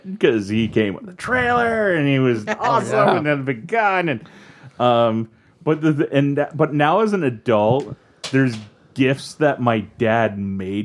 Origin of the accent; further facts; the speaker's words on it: Guilford, United States; also born or lived in Acton; where I grew up in Guilford